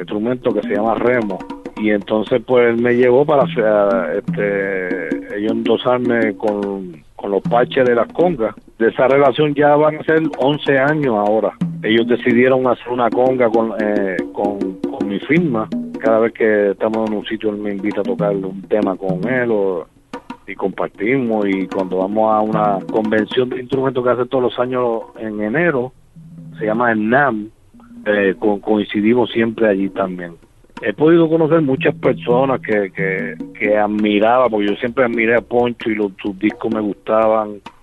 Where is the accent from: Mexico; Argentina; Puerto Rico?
Puerto Rico; also born or lived in Bridgeport, Connecticut, United States; Yo nací en, en Bridgeport, eh, en el estado de Connecticut. Tuve hasta los nueve años ahí que mis padres deciden mudarse hacia Puerto Rico